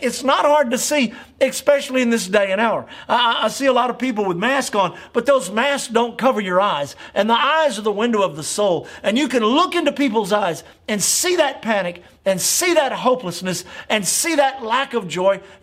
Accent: United States; as an American the last 60 years of my life, 64 years of my life.

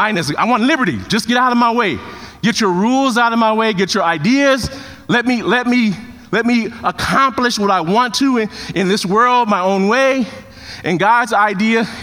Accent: Chicago, Illinois, United States; Took the one in Chicago. It was in my hometown. Didn't have to move

